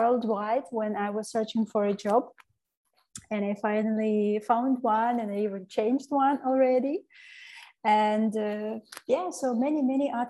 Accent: Ukraine; moved away as an adult; now in Spain; I am coming from Ukraine

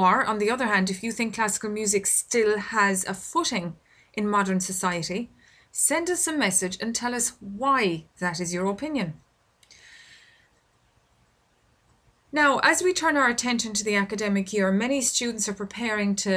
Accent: Ireland; I record this podcast here in my home country of Ireland

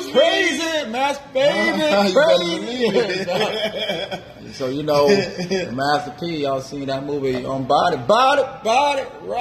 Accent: Miami, Florida, United States; also born or lived in West Palm Beach; I'm originally from Miami, 305

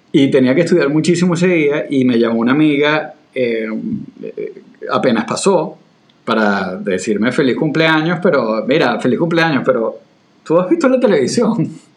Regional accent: Venezuela; now in Florida, United States; para un venezolano

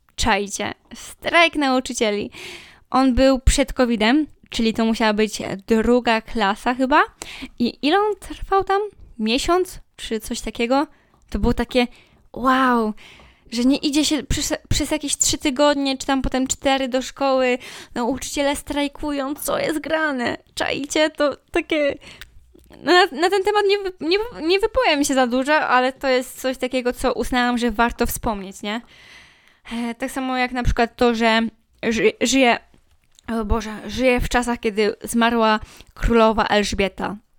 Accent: Poland; ja jestem z małego miasta

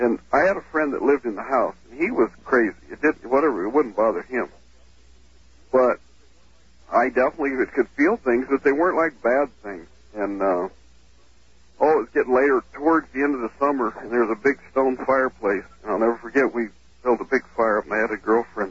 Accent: Prescott, Arizona, United States; now in Fairbanks, United States; I'm calling from Alaska. I've lived up here for quite a few years, but I'm originally from Prescott, Arizona

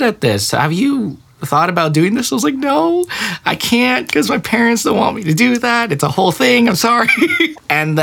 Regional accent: Connecticut, United States; now in Los Angeles, United States; Especially in Connecticut, where the Filipino community wasn't very big at all.

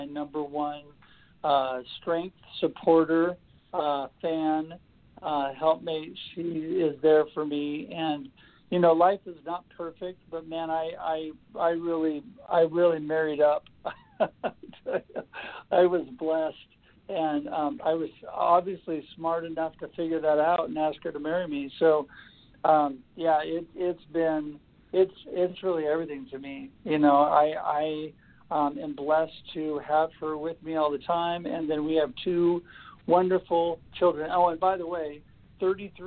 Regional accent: Oregon City, Oregon, United States; also born or lived in Salem, Oregon; I was born in Salem, I grew up in Oregon City, which is only 45 minutes north, up by Portland, and then now I live in Salem again

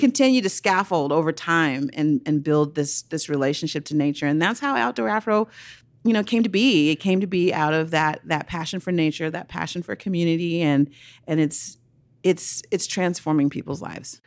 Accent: Oakland, California, United States; I grew up in Oakland, California

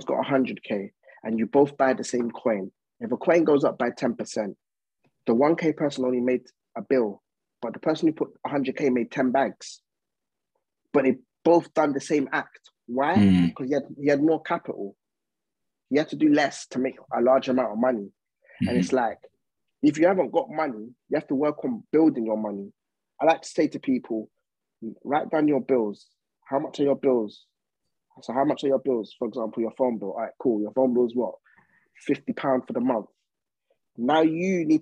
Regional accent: Essex, East of England, United Kingdom; also born or lived in East London / Coventry; I'm from Essex, innit?

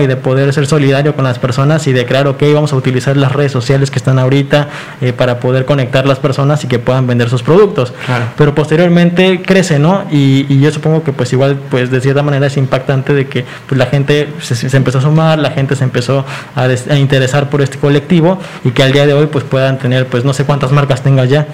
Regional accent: Mexico; como mexicanos siempre hemos este, destacado en que somos muy solidarios

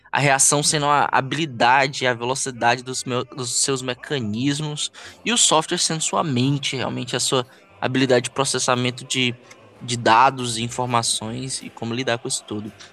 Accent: Ceará, Brazil; eu sou nascido e criado aqui no Ceará

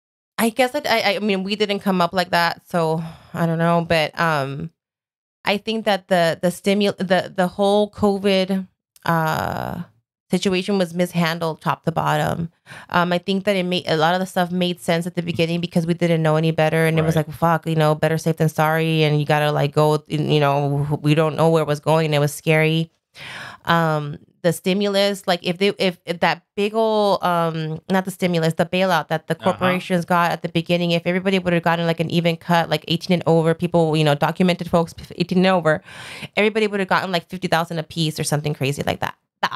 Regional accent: Sun Valley, California, United States; I grew up in Sun Valley

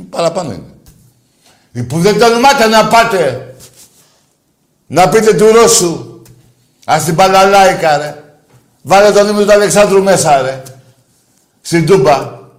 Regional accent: Greece; Είναι τιμή μου που είμαι Ολυμπιακός. Και τιμή μου που είμαι Έλληνας.

